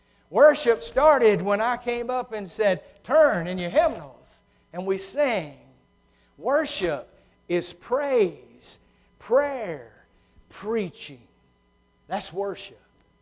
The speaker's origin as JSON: {"language": "English", "country": "United Kingdom", "said": "being a Brit, you know, we've got to have an answer for everything."}